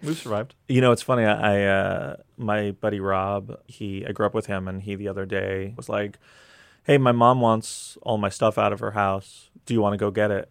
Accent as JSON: {"language": "English", "region": "New York", "country": "United States", "tie": "born or raised there", "said": "Growing up in New York"}